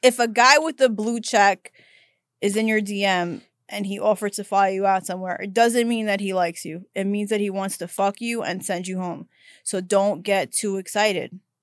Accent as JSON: {"language": "English", "town": "New York City", "region": "New York", "country": "United States", "tie": "born or raised there", "moved": "yes", "lives_now": "Los Angeles, United States", "said": "I grew up in Brooklyn"}